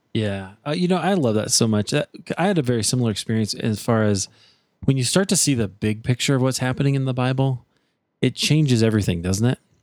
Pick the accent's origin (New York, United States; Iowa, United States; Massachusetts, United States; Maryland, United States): Iowa, United States; Des Moines; I'm from Des Moines